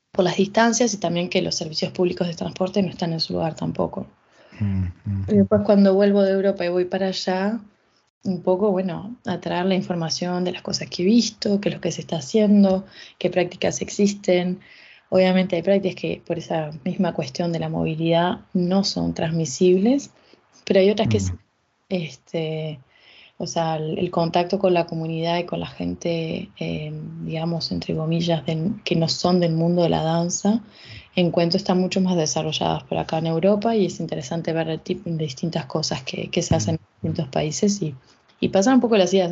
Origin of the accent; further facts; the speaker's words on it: Uruguay; also born or lived in France; now in Canada; siendo uruguaya, viviendo en Canadá, ahora estando acá en Francia